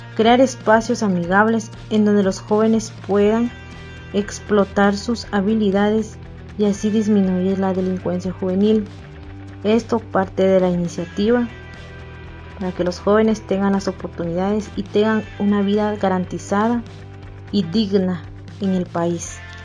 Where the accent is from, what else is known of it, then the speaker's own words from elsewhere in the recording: San Lucas Tolimán, Sololá, Guatemala; soy de San Lucas Tolimán, Solola, Guatemala